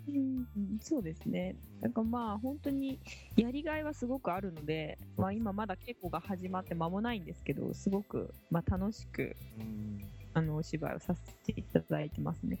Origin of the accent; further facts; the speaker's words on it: Kyushu, Japan; 同じ九州の出身なんですよね